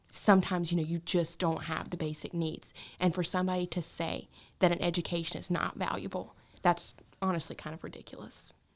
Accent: Stanley, North Carolina, United States; I grew up in Gaston County where, you know, we live on the poorer side of town

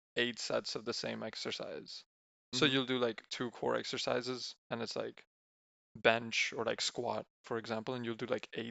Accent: Spain; I'm from Spain, just like Vivek.

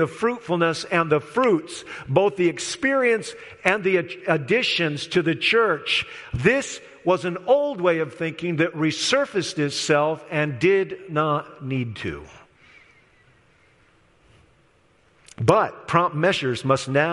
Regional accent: Midwest, United States; I'm from the Midwest, so I've seen the sky turn green.

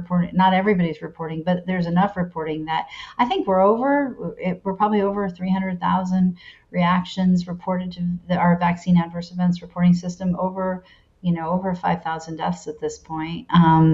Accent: Connecticut, United States; I was born in Connecticut

